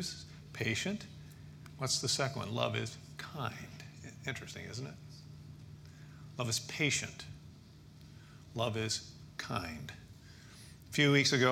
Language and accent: English; Toledo, Ohio, United States; We grew up in Toledo, Ohio